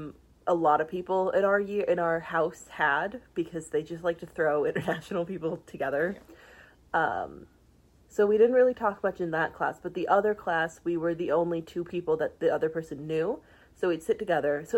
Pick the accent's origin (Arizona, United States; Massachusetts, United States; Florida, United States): Arizona, United States; I'm from Arizona